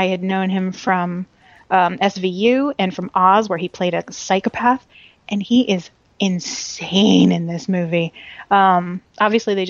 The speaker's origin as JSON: {"language": "English", "region": "Pennsylvania", "country": "United States", "tie": "born or raised there", "said": "my hometown in Pennsylvania"}